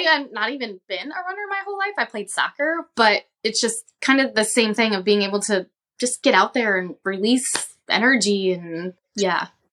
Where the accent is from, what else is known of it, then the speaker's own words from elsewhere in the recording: right outside of New Orleans, Louisiana, United States; moved away; I grew up in, um, right outside of New Orleans